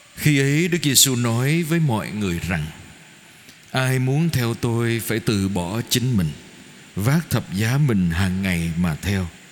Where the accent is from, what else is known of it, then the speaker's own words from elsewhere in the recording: Vietnam; con đến từ Việt Nam